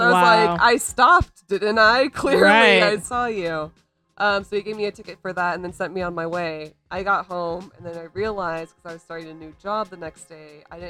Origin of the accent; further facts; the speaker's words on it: Orlando, Florida, United States; I'm from Orlando, Florida.